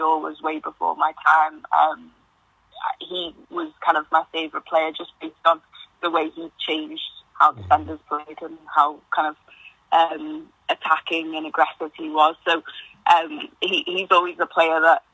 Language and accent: English; the Wirral, North West England, United Kingdom; moved away; close to where I'm from, because I'm from the Wirral.